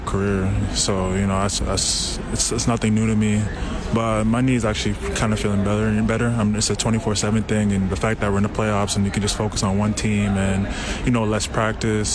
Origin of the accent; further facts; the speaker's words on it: Canada; my country, my hometown team